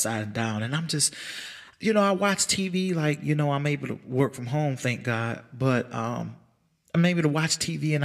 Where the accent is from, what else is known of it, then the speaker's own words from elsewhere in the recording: United States; as American people